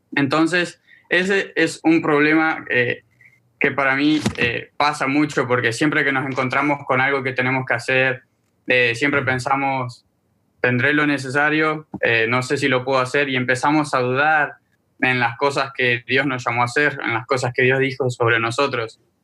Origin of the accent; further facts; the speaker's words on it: Argentina; now in Miami, United States; Soy un joven argentino. Vivo en Miami, Florida.